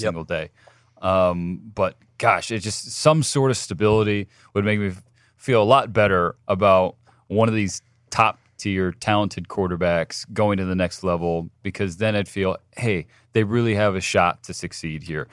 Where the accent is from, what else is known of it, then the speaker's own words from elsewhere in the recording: Southern California, United States; I'm from Southern California